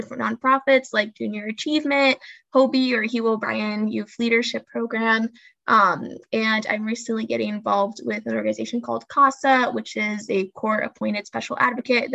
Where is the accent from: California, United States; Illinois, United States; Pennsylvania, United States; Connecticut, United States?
Illinois, United States; Peoria; born or raised there; also born or lived in Brazil; now in Chicago, United States